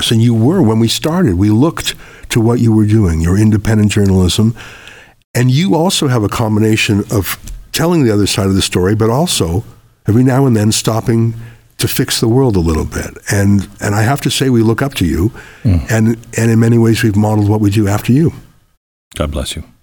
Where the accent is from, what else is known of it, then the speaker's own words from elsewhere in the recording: Canada; now in United States; when I told you the story of growing up in Canada in the rural part where I was the only Jew for miles, I felt completely safe and at home and welcome and loved.